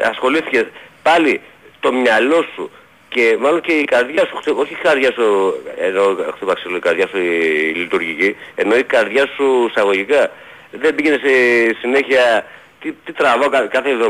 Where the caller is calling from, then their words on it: Aigio, Western Greece, Greece; από Αίγιο